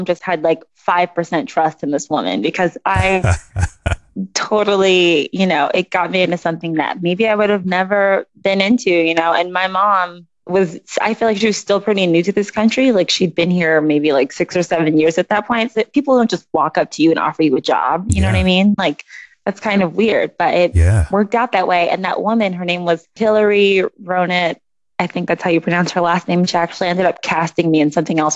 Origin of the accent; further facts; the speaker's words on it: Los Angeles, California, United States; accent: LA voice; But I'm born and raised in Los Angeles. I grew up around the Inglewood, Venice area